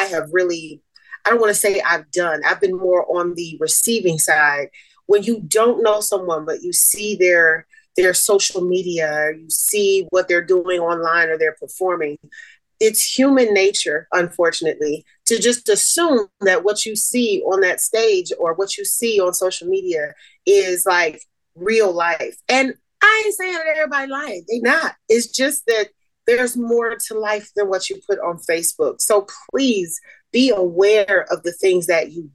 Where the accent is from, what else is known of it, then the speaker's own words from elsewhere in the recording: Toledo, Ohio, United States; moved away as an adult; also born or lived in Boston, Massachusetts; now in Las Vegas, United States; born in Boston, raised in Toledo.